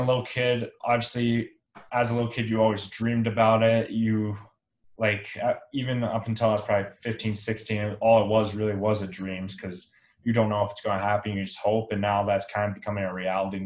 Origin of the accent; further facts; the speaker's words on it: Elizabeth, Colorado, United States; growing up in Colorado, and actually grew up in a small town called Elizabeth, Colorado, which is about an hour south of Denver.